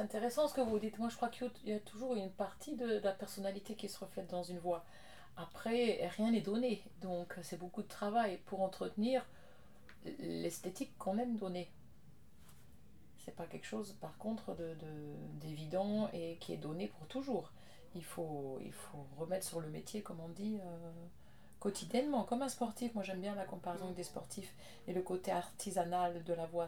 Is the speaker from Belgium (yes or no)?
no; France; Je suis française